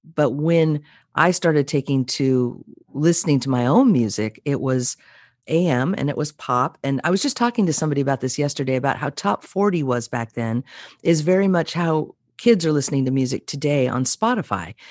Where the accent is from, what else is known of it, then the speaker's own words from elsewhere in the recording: Monterey Peninsula, California, United States; also born or lived in Santa Monica, California / Los Angeles, California; I'm originally from Santa Monica, but my family brought us to the Monterey Peninsula, where I was fortunate enough to spend my childhood.